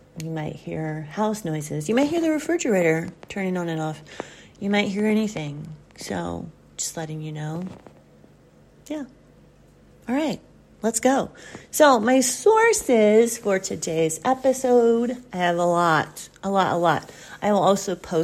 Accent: the South, United States; I grew up in the South

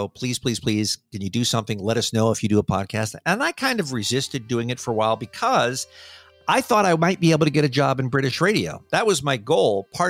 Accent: United States; accent: American; And my accent doesn't help either. There's nobody out there who goes, ooh, American accents are so cute.

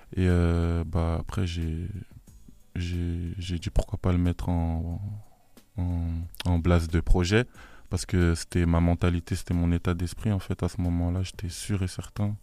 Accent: Sainte-Geneviève-des-Bois, Île-de-France, France; On vient tous de Sainte-Geneviève-des-Bois

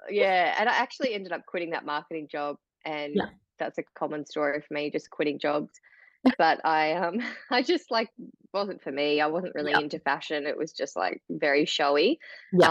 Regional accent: Tasmania, Australia; also born or lived in Melbourne; grew up here in Tasmania and on mm. seven acres in beautiful bushland

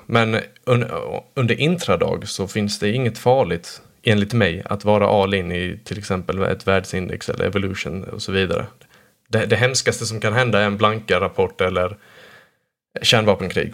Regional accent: Blekinge, Sweden; jag födde på och uppvuxen här i Blekinge närmare bestämt

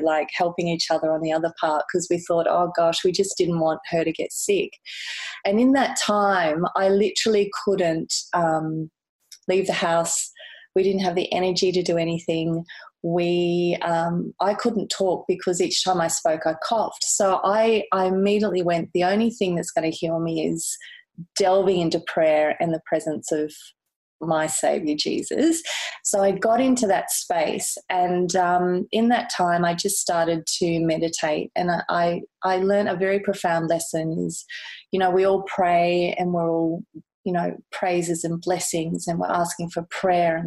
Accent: Gold Coast, Queensland, Australia; also born or lived in Kensington, Sydney; now in Sydney, Australia; I'm originally from the Gold Coast in Queensland. So, but I've been down here for over 23 years.

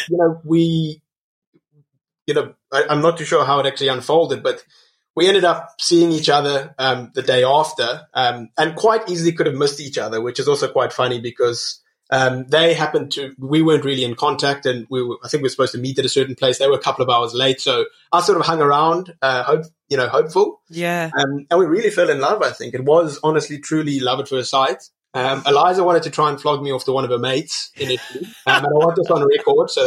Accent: Cape Town, Western Cape, South Africa; also born or lived in Botswana / Namibia; So I was raised in Botswana, I was raised in Namibia, as well as Cape Town.

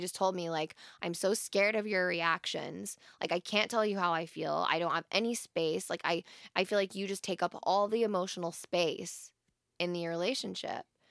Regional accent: Wyoming, United States; I'm from Wyoming

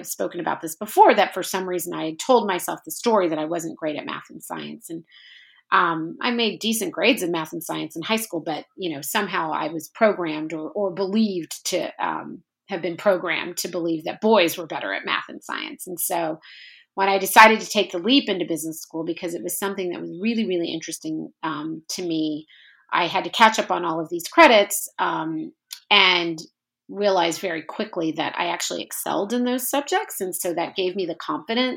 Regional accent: Norman, Oklahoma, United States; also born or lived in New York / New Jersey; I grew up in Norman, Oklahoma, which is obviously a college town.

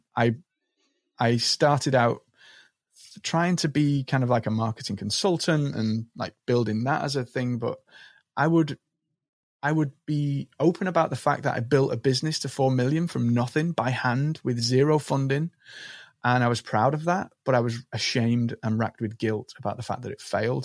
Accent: Liverpool, North West England, United Kingdom; I grew up in Liverpool on the market stalls of Liverpool with my dad as a young boy.

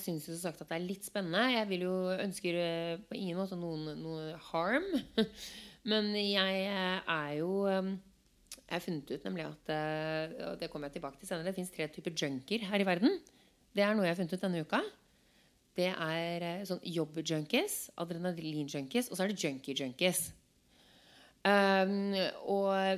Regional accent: Norway; moved away; jeg som nordmann

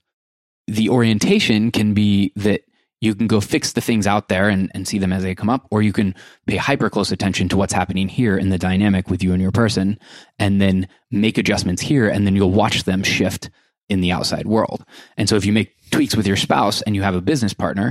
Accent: Iowa, United States; moved away; I spent my entire life growing up in Iowa.

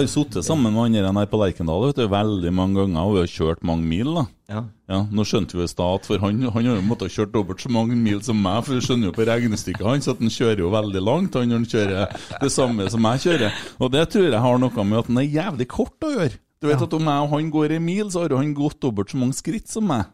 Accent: Bjugn, Trøndelag, Norway; Jeg er fra Bjugn

